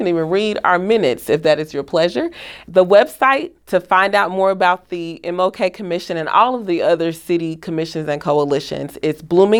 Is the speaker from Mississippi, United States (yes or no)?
yes; Mississippi, United States; now in Bloomington, United States; I was born and raised in Mississippi.